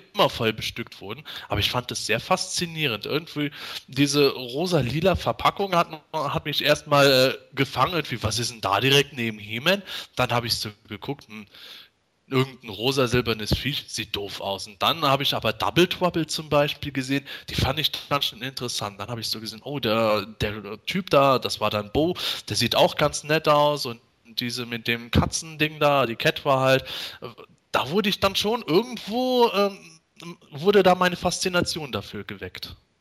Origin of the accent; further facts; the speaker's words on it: Bitburg, Rhineland-Palatinate, Germany; bei uns in Bitburg